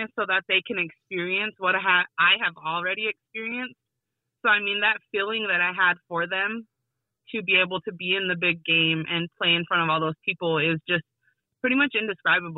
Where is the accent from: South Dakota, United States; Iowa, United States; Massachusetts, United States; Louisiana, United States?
South Dakota, United States; Wolf Creek; also born or lived in Pine Ridge, South Dakota; I grew up next door to Wolf Creek School